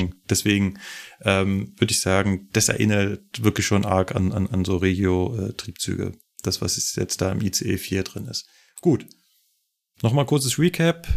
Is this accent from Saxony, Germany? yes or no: no; Berlin, Germany; now in Munich, Germany; kenne ich natürlich als Berliner, bin ich da hunderte Male mit der S-Bahn entlang